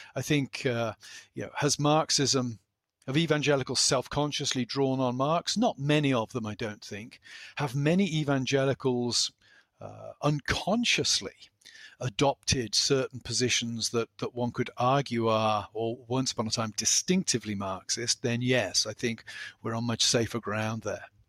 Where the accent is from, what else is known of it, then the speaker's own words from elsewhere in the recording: South West England, United Kingdom; moved away as an adult; now in Pennsylvania, United States; I grew up in the west country of England